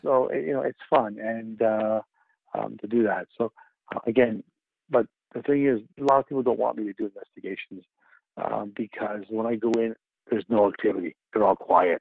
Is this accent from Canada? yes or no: yes; Canada; being the only Canadian member on the team, with Kia, both of us being Canadian